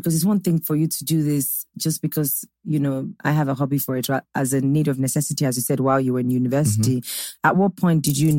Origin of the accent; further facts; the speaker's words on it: Nigeria; And I'm Nigerian